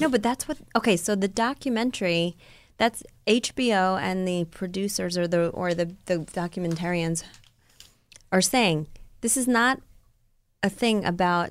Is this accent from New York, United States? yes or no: yes; Rockland County, New York, United States; my hometown, um, you know, Rockland County where I grew up